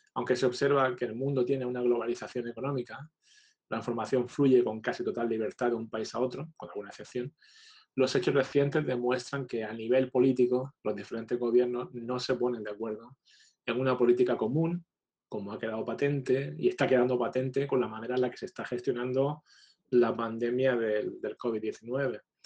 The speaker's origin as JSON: {"language": "Spanish", "town": "Almería", "region": "Andalusia", "country": "Spain", "moved": "yes", "lives_now": "Houston, United States", "said": "aunque soy español, soy original de Almería"}